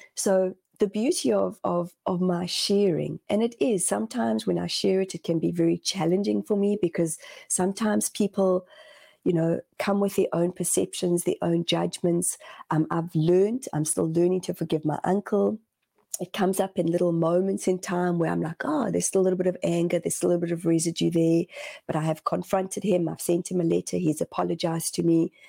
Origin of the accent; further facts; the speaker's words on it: South Africa; moved away as an adult; also born or lived in Zimbabwe; now in New Zealand; my parents left Zimbabwe, and my dad was a Rhodesian soldier. Uh, and my parents were young when they had my oldest brother and myself, and we decided to leave to go to South Africa